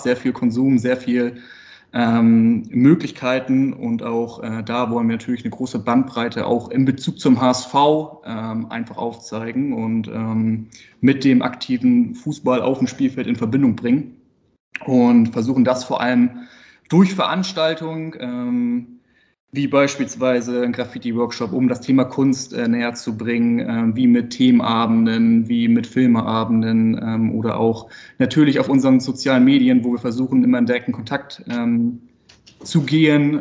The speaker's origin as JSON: {"language": "German", "town": "Itzehoe", "region": "Schleswig-Holstein", "country": "Germany", "tie": "born or raised there", "also_born_or_lived": "Hamburg", "said": "Also geboren bin ich in Hamburg, äh, ah. also Hamburger Jung, äh, aber äh, das ging dann schnell mit dem zweiten Lebensjahr Richtung Schleswig-Holstein, also nach Itzehoe"}